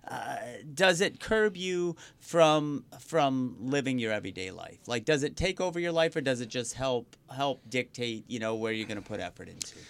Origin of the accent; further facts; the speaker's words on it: Riverview, Michigan, United States; also born or lived in Wyandotte, Michigan; growing up in Riverview, which we actually shared the zip code with mm-hmm. Wyandotte